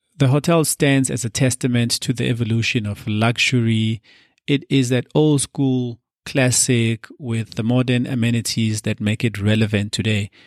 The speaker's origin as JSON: {"language": "English", "country": "South Africa", "said": "our beautiful destination, South Africa"}